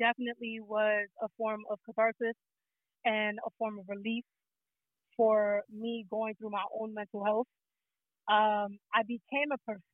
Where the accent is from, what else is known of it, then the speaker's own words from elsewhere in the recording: New York City, New York, United States; I'm from the Bronx. You feel me? I'm from New York City